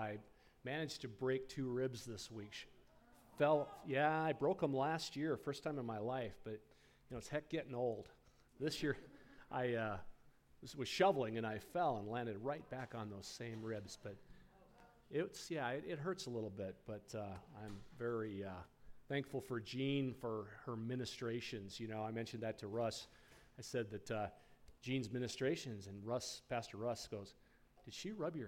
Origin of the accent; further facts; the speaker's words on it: Rapid City, South Dakota, United States; We lived in the Rapid City, South Dakota, the Black Hills. That's my hometown